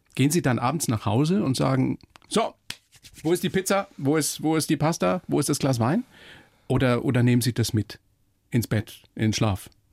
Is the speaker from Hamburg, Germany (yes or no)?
no; Upper Palatinate, Bavaria, Germany; aus der Oberpfalz, also aus meiner Heimat